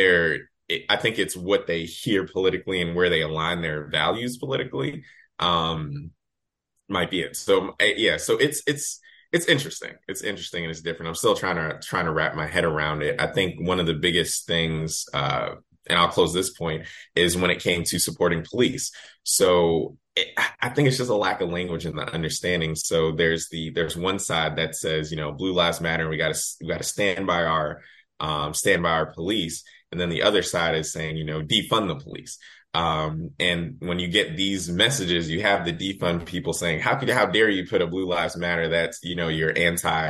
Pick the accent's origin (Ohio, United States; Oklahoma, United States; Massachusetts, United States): Massachusetts, United States; Boston; moved away as an adult; also born or lived in Washington, D.C.; now in St. Louis, United States; growing up in Boston